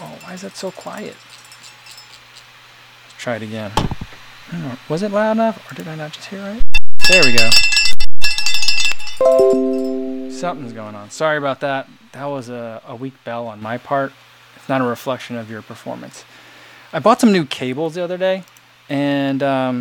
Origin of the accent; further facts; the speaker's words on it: East Coast, United States; now in Chicago, United States; growing up on the East Coast